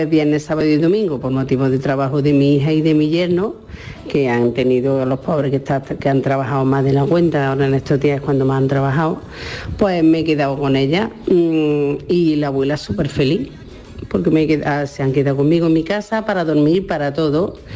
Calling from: Córdoba, Andalusia, Spain; Buenas tardes, cafetero y cafetera. … de Córdoba.

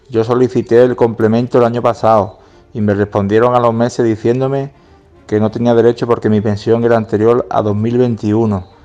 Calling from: Málaga, Andalusia, Spain; de Málaga.

